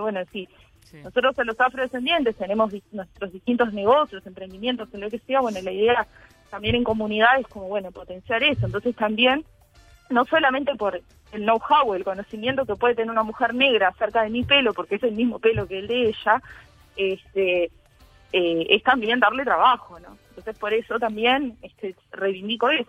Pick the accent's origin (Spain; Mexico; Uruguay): Uruguay; los afro-uruguayos